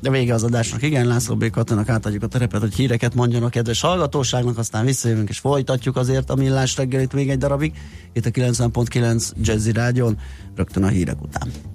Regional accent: Budapest, Hungary; én a belvárosban nőttem fel még hozzá ne. olyan kertes, gangos, belső, udvaros

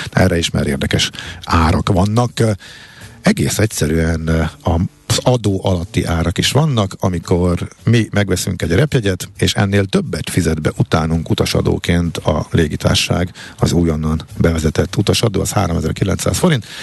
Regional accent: Hungary; magyarok vagyunk

